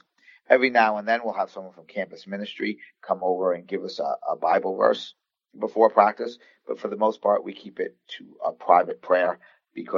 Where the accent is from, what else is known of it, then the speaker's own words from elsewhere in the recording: Long Island, New York, United States; I'm from Long Island, New York.